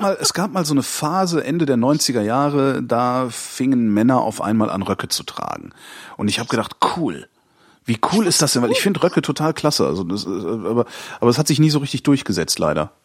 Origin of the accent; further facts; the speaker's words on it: Cologne, North Rhine-Westphalia, Germany; moved away as an adult; ich komme aus Köln